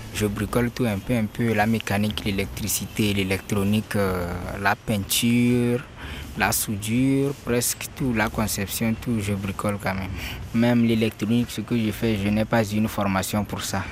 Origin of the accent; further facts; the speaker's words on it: Kara, Kara Region, Togo; now in Lomé, Togo; J'ai vécu depuis mon enfance à Kara